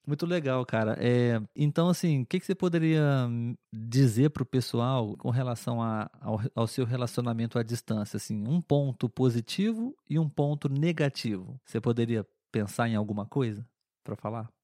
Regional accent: Brazil; nós aqui no Brasil

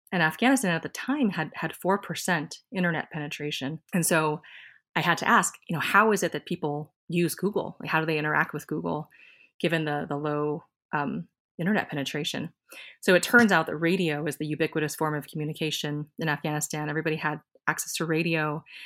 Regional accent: Iowa, United States; also born or lived in Silicon Valley; now in Minnesota, United States; I was born in Iowa, and we both have a ton of family here in the Midwest

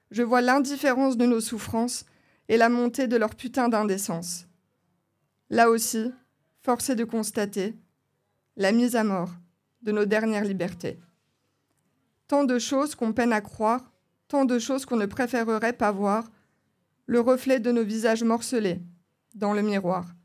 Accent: Épinal, Grand Est, France; moved away as an adult; now in Nancy, France

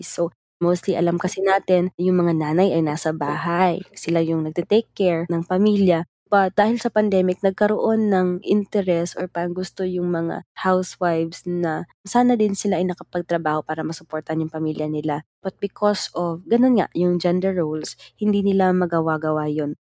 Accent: Cagayan de Oro, Northern Mindanao, Philippines; Mula ako sa Cagayan de Oro

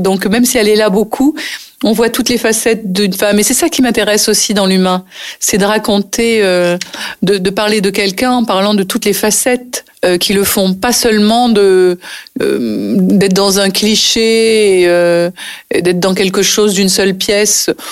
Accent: Nice, Provence-Alpes-Côte d'Azur, France; moved away as an adult; also born or lived in Paris; j'ai passé toute mon enfance à Nice et je suis restée à Nice jusqu'au moment où j'ai décidé d'être comédienne et de partir à Paris. Donc euh, j'avais 22 ans

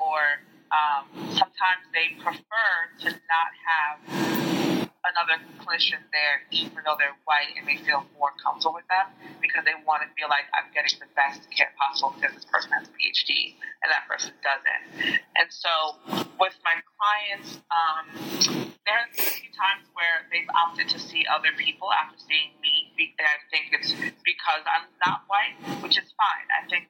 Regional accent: Jamaica; So I was always identifying as a Jamaican person. And I think that that made me other from people around me anyway.

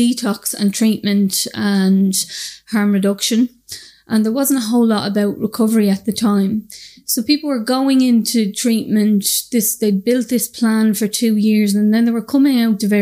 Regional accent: Dublin, Leinster, Ireland; I'm from the north inner city in Dublin. I'm from Shamrock Dermot Street. And I suppose I grew up with lots of drug use around me

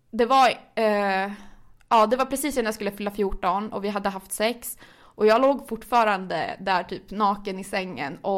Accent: Gällivare, Norrbotten County, Sweden; now in Stockholm, Sweden; alltså jag är född och uppvuxen i Norrland, i Gällivare, men man hörde typ inte på min dialekt något mer efter tre år i Stockholm

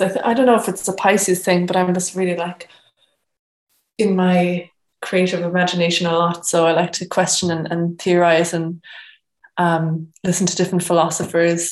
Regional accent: Cork, Munster, Ireland; moved away as an adult; also born or lived in New Zealand; I am from Cork originally, and I've been away for the past four and a half years traveling and living abroad, um, most recently in New Zealand

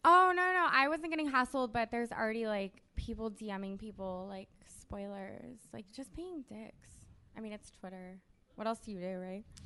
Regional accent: United States; I'm from America

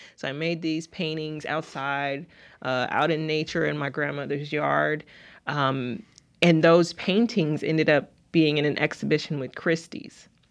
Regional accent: Utica, Mississippi, United States; also born or lived in Lubbock, Texas; I am from Utica, Mississippi, which is s, south of Jackson

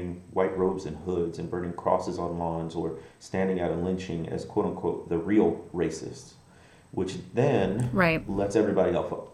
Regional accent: Midwest, United States; moved away as an adult; also born or lived in Mississippi Delta, Arkansas; now in Arkansas, United States; I grew up in the Midwest, but they placed me in the Mississippi Delta, which is where I live to this day, on the Arkansas side.

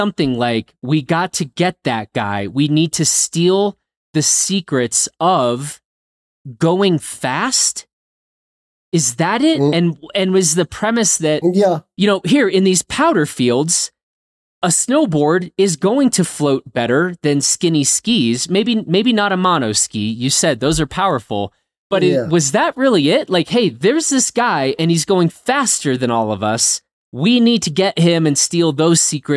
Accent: United States; as an American

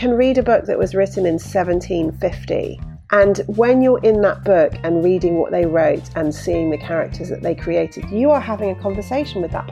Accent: Bruton, South West England, United Kingdom; I grew up in Bruton in Somerset

